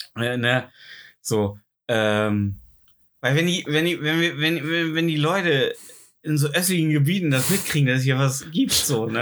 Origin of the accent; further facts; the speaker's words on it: Germany; als Deutscher